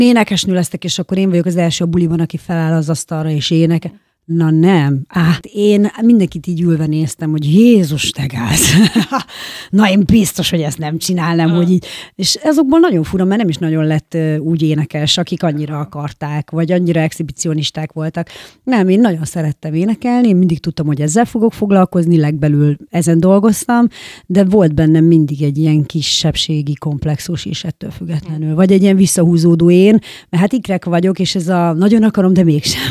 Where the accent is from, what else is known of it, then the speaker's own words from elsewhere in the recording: Hajdúnánás, Hajdú-Bihar, Hungary; also born or lived in Debrecen; Hajdunánáson nőttem fel